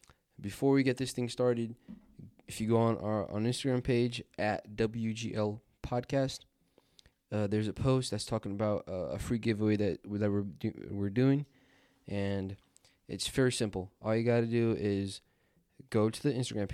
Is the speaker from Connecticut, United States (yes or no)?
yes; Bridgeport, Connecticut, United States; I'm from Bridgeport